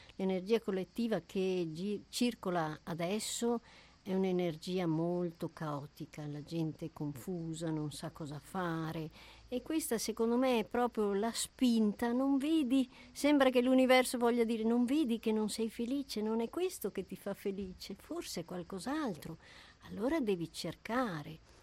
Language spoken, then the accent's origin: Italian; Germany; moved away; io eh, sono nata in Germania, quindi eh, i miei nonni e i miei genitori abitavano lì